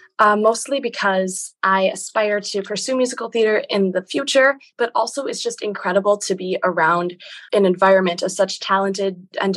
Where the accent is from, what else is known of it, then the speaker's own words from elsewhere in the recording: Sherwood, Wisconsin, United States; I'm 16 years old, and I'm from Sherwood, Wisconsin.